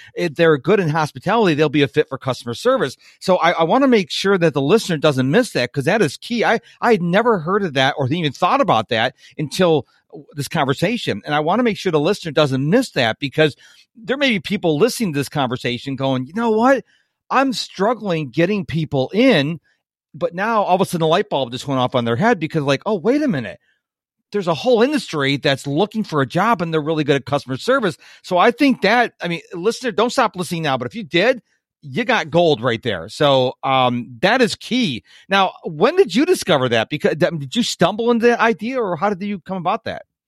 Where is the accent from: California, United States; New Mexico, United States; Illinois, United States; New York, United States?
New York, United States; Rochester; now in Virginia, United States; I was born and raised in Rochester, New York